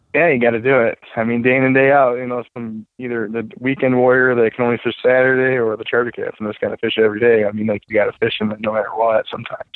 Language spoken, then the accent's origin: English; Waterford, Michigan, United States; I grew up in Waterford. Um, I grew up on Pontiac Lake.